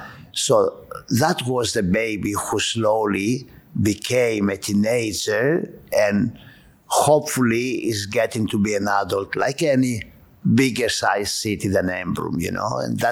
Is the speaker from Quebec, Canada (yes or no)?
yes; Montreal, Quebec, Canada; when I came from Montreal, I always loved public.